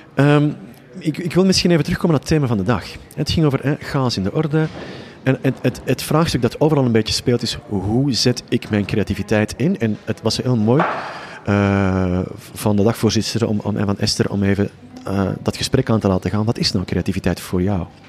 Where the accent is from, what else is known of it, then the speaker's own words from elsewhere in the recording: just south of Utrecht, Flanders, Belgium; accent: Flemish (implied); Je hoort ook onmiddellijk aan mijn accent, wat wij trouwens een taal noemen, eh, dat ik eh, net iets ten zuiden van eh, Utrecht woon. maar ik werk voornamelijk in Nederland